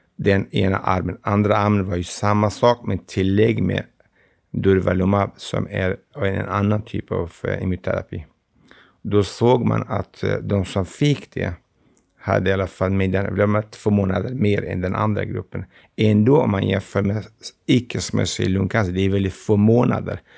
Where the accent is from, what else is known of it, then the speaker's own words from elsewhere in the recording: Iraqi Kurdistan, Kurdistan Region, Iraq; Swedish is a second language; moved away as an adult; also born or lived in Stockholm, Sweden; now in Gävle, Sweden; Jag är från Kurdistan, det irakiska